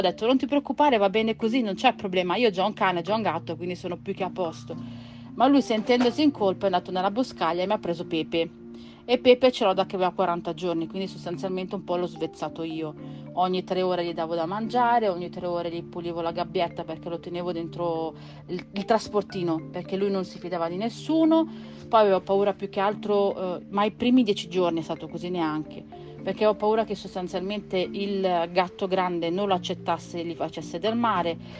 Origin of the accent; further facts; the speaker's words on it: province of Naples, Campania, Italy; moved away; Io sono campana di origini e nata nella provincia di Napoli